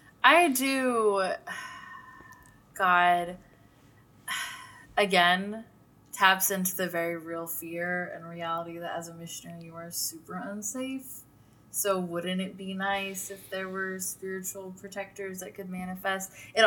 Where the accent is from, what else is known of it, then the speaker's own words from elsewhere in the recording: Fresno, California, United States; I'm from Fresno.